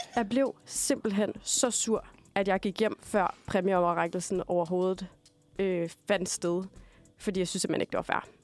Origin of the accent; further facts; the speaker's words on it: Denmark; now in Copenhagen, Denmark; jeg er altså fuldblods jyde